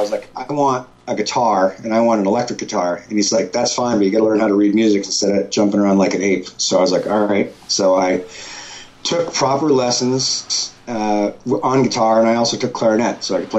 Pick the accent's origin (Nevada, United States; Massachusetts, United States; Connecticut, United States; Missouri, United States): Massachusetts, United States; now in Maine, United States; I grew up in Massachusetts before I moved to Maine.